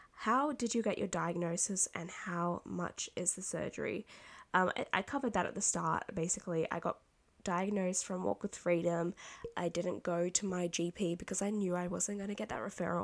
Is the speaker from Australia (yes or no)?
yes; Australia; I'm Australian